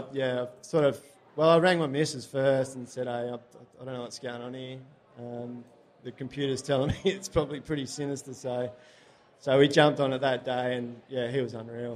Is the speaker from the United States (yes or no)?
no; Australia; Mum and dad are still down there. My partner's mum and sister are down there, so it's just a easy place to live and grow up